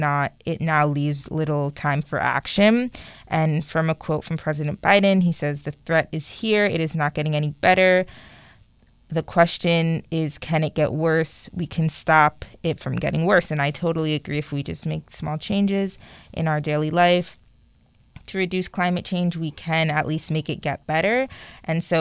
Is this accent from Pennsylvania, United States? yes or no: no; New York City, New York, United States; moved away as an adult; now in Long Island, United States; I'm originally born and raised in Queens, but maybe 5 years ago I moved to Long Island